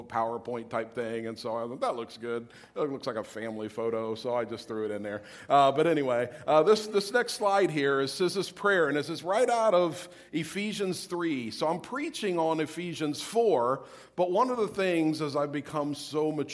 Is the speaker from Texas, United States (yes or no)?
no; Ohio, United States; moved away as an adult; also born or lived in Columbus, Ohio; now in St. Petersburg, United States; I live in St. Petersburg, originally from Ohio